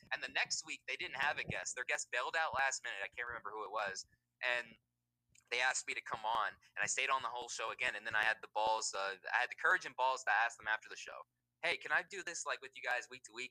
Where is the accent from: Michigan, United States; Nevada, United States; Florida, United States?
Nevada, United States; Las Vegas; I'm from Las Vegas, Nevada. Uh, born and raised out here.